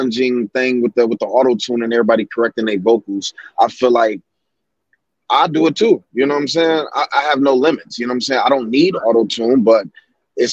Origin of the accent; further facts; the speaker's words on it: Kalamazoo, Michigan, United States; I'm from Kalamazoo, Michigan